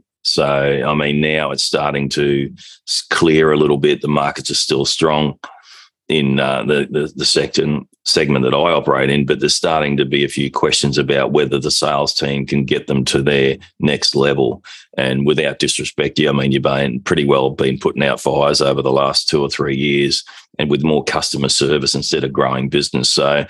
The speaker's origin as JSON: {"language": "English", "country": "Australia", "said": "I'm an Australian partner with the Objective Management Group"}